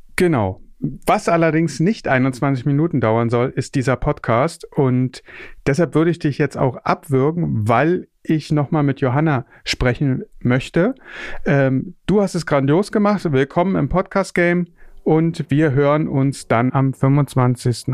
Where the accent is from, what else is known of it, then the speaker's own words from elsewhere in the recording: Berlin, Germany; Geboren und aufgewachsen bin ich in Berlin